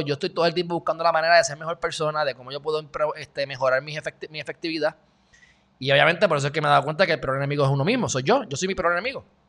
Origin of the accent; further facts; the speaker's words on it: Puerto Rico; Yo, pues, de Puerto Rico